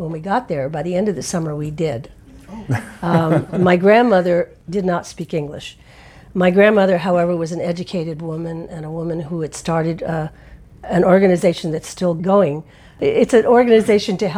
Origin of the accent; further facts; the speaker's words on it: Connecticut, United States; And I grew up in Connecticut, very preppy Connecticut